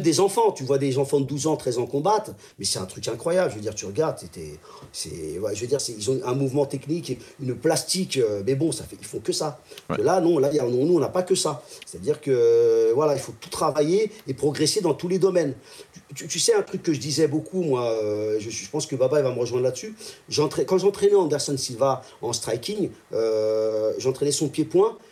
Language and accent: French; France; je sois français